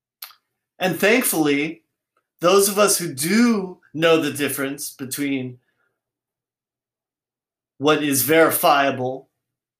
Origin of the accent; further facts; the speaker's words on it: United States; I didn't choose to be born here, but I'm American